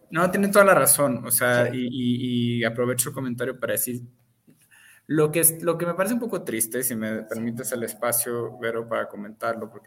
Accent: Michoacán, Mexico; Este, soy de Michoacán, ¿qué me va a pasar si...

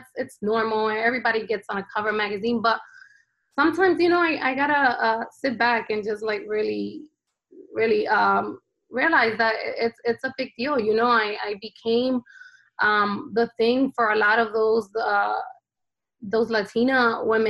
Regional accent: New Jersey, United States; also born or lived in Honduras; I was born here in New Jersey

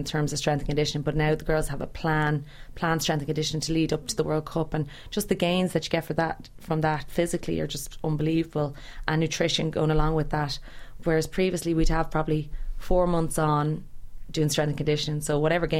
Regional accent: Ireland; being an Irish person

